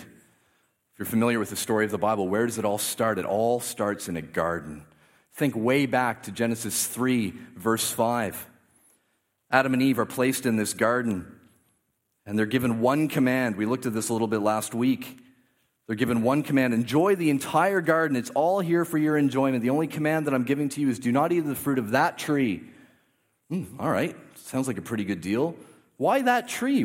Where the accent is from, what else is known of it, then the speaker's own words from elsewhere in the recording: Canada; I grew up in a, very much in a Canadian Christian culture